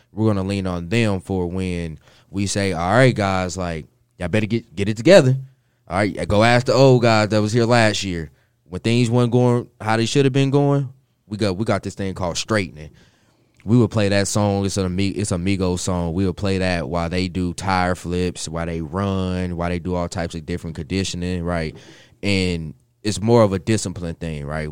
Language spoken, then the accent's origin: English; Kansas City, United States; moved away; I'm from Kansas City. uh, born and raised there